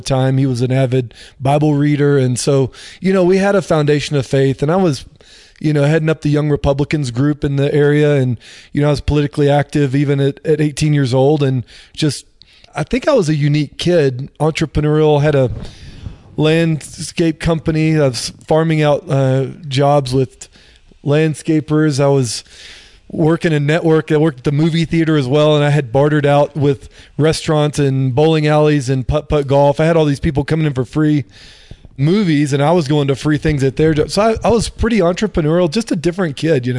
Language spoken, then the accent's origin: English; Dallas, Texas, United States; moved away; also born or lived in Florida; I grew up in the Dallas-Fort Worth area and, had the typical Christian upbringing